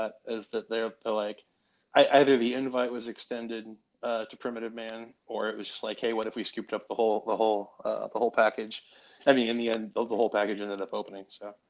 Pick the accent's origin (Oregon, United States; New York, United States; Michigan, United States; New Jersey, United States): Oregon, United States; moved away as an adult; also born or lived in Vermont; I'm from Oregon. I grew up there.